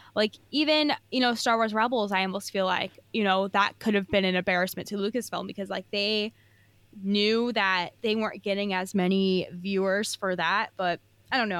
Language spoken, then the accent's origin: English; California, United States; I'm from California